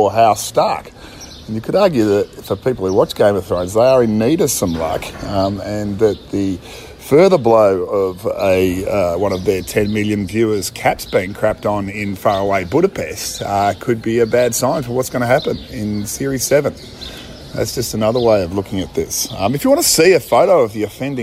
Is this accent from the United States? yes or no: no; Australia; I'm from Australia.